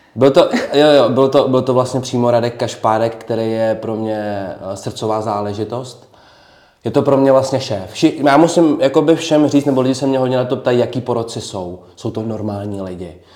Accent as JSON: {"language": "Czech", "town": "Trutnov", "region": "Hradec Králové Region", "country": "Czechia", "said": "já jsem Trutnovák, já bydlím vlastně v Trutnově"}